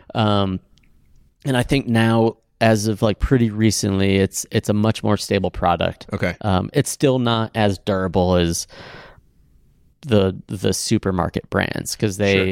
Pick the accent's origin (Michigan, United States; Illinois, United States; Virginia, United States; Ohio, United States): Ohio, United States; Cleveland; also born or lived in Shaker Heights, Ohio; now in Bend, United States; I grew up in Cleveland, Ohio, Shaker Heights, Ohio.